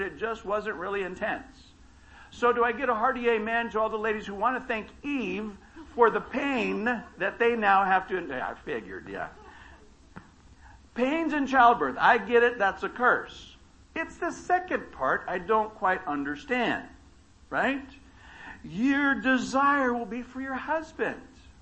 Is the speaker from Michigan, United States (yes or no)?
no; Baker, California, United States; I grew up in Baker, California, not Bakersfield.